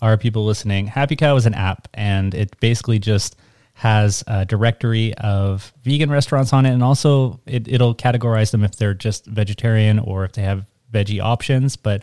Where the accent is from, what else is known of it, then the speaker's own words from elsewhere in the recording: Montreal, Quebec, Canada; I grew up in Montreal